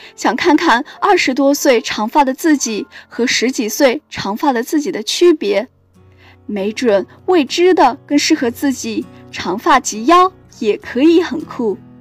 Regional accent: Chengdu, Sichuan, China; moved away as an adult; now in Nanjing, China; 来自四川成都

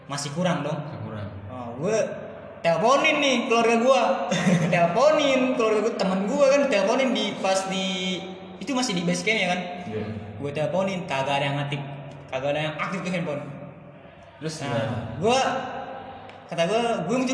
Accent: Bogor, West Java, Indonesia; gue jelasin lah gue dari Bogor gini gini gini gini

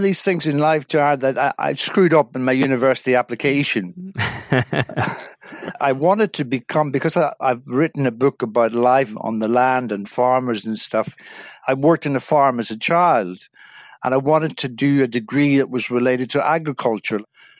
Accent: Northern Ireland, United Kingdom; moved away as an adult; I'm originally from Northern Ireland, a small village in South Derry, and I spent my first 18 years living in a small village, small country town

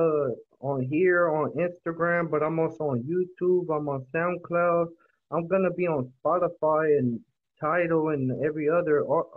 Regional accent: San Francisco, California, United States; also born or lived in Sacramento; I'm from San Francisco, but then my dad, he's from Honduras, and then my mom's American. So I'm mixed, pretty much.

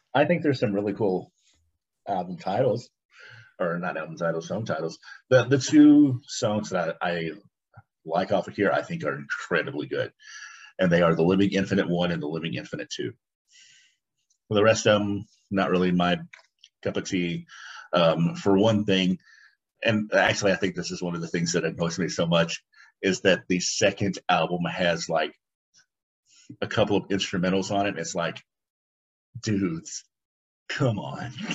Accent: United States; I'm an American

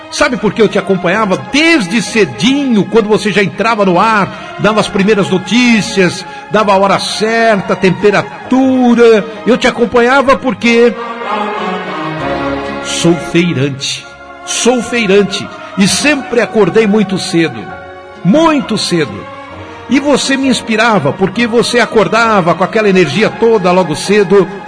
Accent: São Paulo, Brazil; Hoje eu tenho 47 anos. Eu sou de São Paulo mesmo.

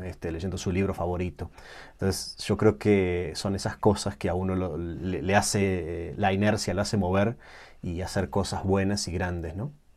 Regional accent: Uruguay; moved away; nací en Uruguay

